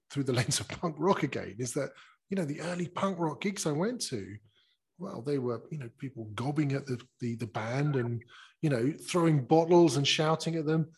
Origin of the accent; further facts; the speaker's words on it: United Kingdom; If we're British like you and me